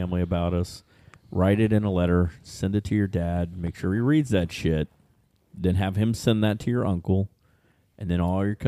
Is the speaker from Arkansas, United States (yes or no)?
no; Ohio, United States; That's where we're from.